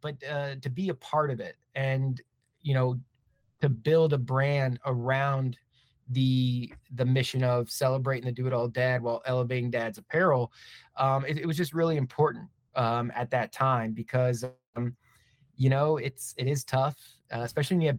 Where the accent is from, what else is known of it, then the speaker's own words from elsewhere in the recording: Maryland, United States; moved away as an adult; also born or lived in Philadelphia, United States / Brooklyn, New York, United States; now in Dallas, United States; born and raised in Maryland, went to school in Philly, lived in Brooklyn for about 5 years